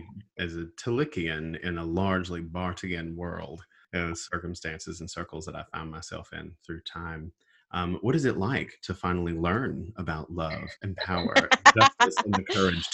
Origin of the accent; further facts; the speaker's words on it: Southern United States, United States; As a Southerner, I feel very comforted by the number of names there.